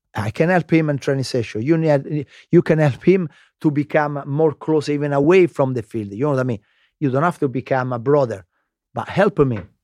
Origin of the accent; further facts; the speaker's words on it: Lazio, Italy; English is a second language; moved away as an adult; also born or lived in London, United Kingdom; Lazio, I was born in Lazio